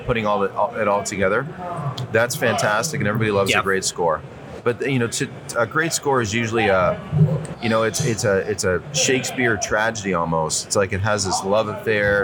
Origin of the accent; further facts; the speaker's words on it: Toronto, Ontario, Canada; I grew up in Ontario, Southern Ontario, Toronto area